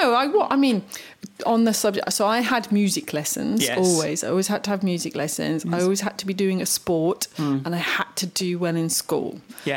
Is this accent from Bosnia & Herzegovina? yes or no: yes; Vitina, Federation of Bosnia and Herzegovina, Bosnia & Herzegovina; English is a second language; I grew up in Vitina in Herzegovina. I was lucky if I got a stick to bang on a stone.